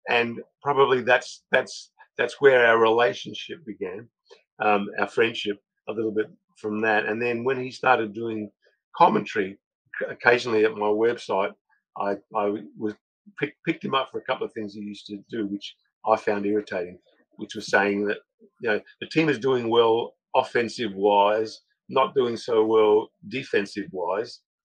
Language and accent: English; Australia; I'm the only one that was born in Australia